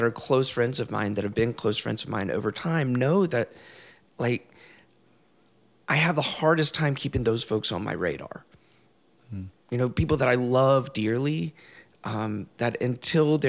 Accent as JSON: {"language": "English", "region": "the South", "country": "United States", "tie": "born or raised there", "said": "I grew up queer in the South"}